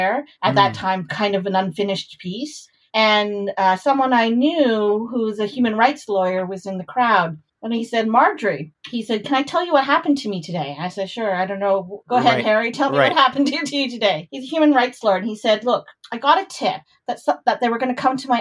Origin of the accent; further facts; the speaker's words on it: Canada; I grew up in Canada